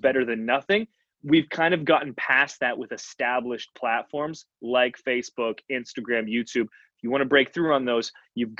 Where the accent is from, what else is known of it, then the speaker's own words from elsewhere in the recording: Canada; I'm from Canada, we're playing street hockey in youth group.